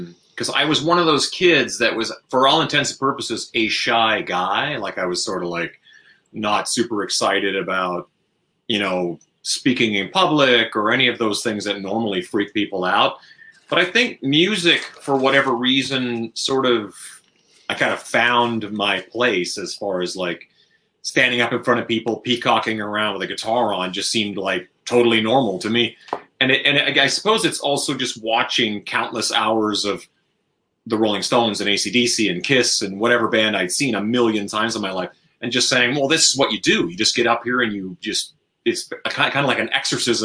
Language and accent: English; Canada; where I grew up in Canada